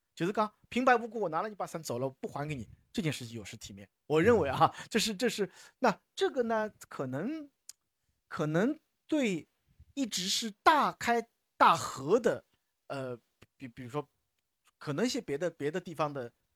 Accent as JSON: {"language": "Chinese", "region": "Shanghai", "country": "China", "tie": "born or raised there", "said": "我们从小在，在上海这个地界长大的人"}